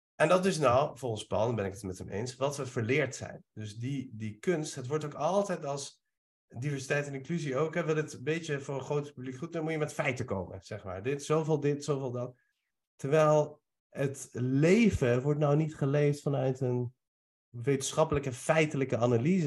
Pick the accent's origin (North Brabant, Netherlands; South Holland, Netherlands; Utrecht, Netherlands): Utrecht, Netherlands; Nieuwegein; born or raised there; also born or lived in Iran